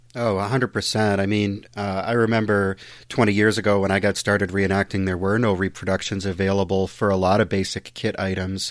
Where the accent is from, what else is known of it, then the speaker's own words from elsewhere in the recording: United States; as an American